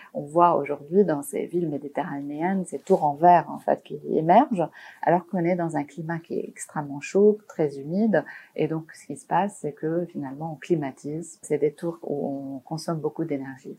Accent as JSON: {"language": "French", "town": "Beirut", "region": "Beirut Governorate", "country": "Lebanon", "tie": "born or raised there", "moved": "yes", "said": "j'ai grandi à Beyrouth, donc pendant la guerre"}